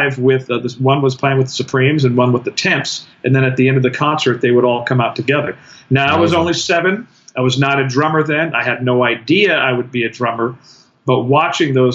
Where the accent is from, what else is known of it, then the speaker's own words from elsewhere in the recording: Compton, California, United States; I grew up in the early part of my life in South Central Los Angeles. I grew up in Compton in the 60s